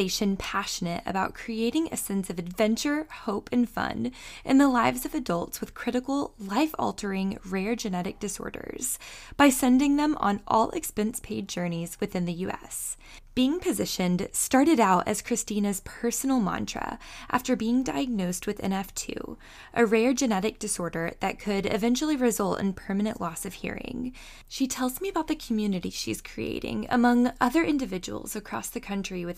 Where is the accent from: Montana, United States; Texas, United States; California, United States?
Texas, United States; I'm from Texas as well